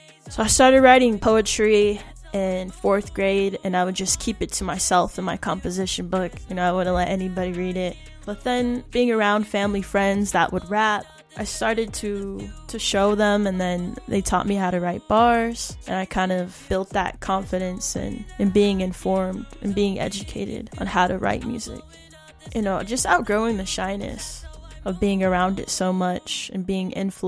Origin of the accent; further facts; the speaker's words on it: Salt Lake City, Utah, United States; now in Pine Ridge Reservation, United States; I'm a musician from Salt Lake City, Utah. I currently reside in South Dakota on the Pine Ridge Reservation.